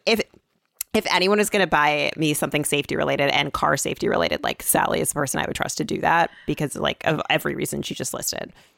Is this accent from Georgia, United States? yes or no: no; Michigan, United States; now in New York, United States; I'm from Michigan